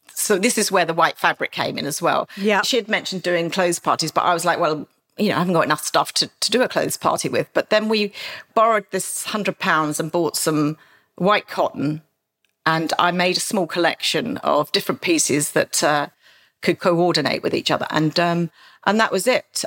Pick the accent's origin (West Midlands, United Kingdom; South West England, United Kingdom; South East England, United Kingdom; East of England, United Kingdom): South East England, United Kingdom; Maidstone; a very sort of back street area of Maidstone, my hometown